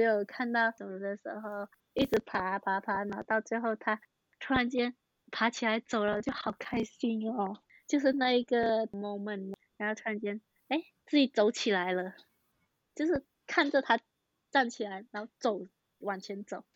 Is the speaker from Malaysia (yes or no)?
yes; Malaysia; now in Taiwan; 我是马来西亚人，然后读环球科技大学，读幼保科系